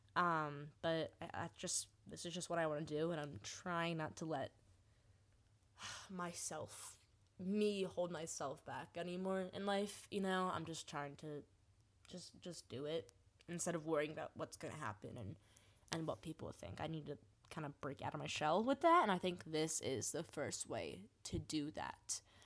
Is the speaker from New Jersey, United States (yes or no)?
yes; New Jersey, United States; I am from New Jersey, born, born and raised